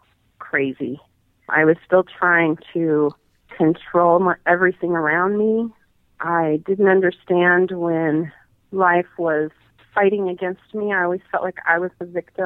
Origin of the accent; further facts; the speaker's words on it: Billings, Montana, United States; now in Bozeman, United States; I'm originally from Billings, Montana, although I've lived in Bozeman for 20 years and the Big Sky area